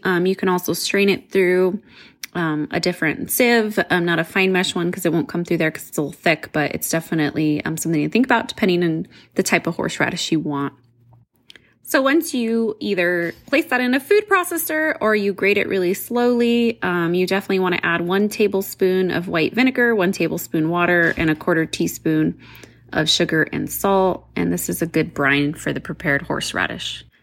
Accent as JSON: {"language": "English", "region": "New Mexico", "country": "United States", "said": "I'm from New Mexico"}